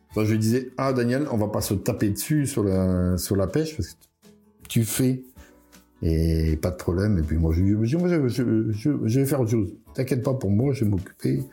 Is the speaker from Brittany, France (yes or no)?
yes; Plouarzel, Brittany, France; je suis de Ploirzel, je suis un Ploirzeliste